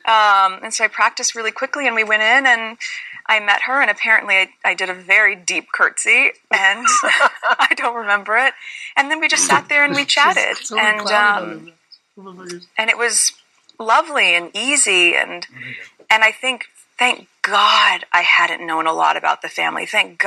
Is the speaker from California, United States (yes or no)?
yes; Los Angeles, California, United States; I grew up in L.A.